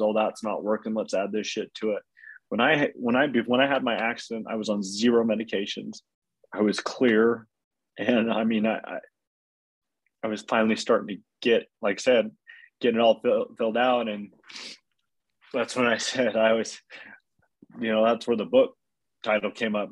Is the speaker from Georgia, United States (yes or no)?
no; Utah, United States; we're from Utah